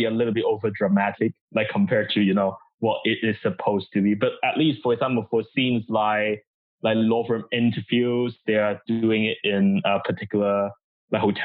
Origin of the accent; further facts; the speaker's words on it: Hong Kong; moved away as an adult; also born or lived in Guangdong, China / Cambridge; I moved to Hong Kong with my family